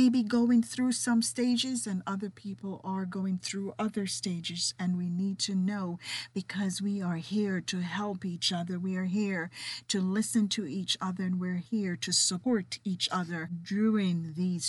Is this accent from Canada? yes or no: no; Jamaica; accent: Jamaican with a little bit of British; certainly my distinct accent. You see, I am Jamaican with a little bit of British running through me.